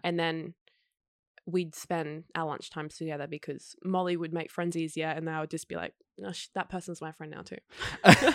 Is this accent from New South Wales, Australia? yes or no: no; Queensland, Australia; moved away as an adult; now in Sydney, Australia; I'm a Queenslander